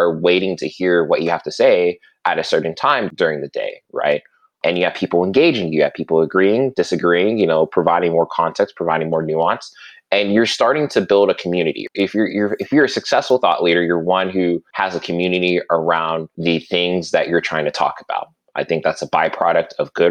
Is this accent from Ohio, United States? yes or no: no; Alabama, United States; also born or lived in Virginia, United States / Southern California, United States; where I've been more or less living ever since for the past 19 to 20 years. Growing up there, it was fantastic, really small town